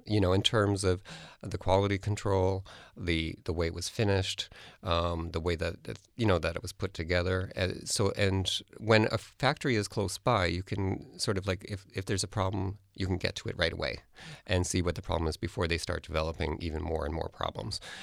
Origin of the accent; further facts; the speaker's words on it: Canada; being a, a designer who's in Canada or a Canadian designer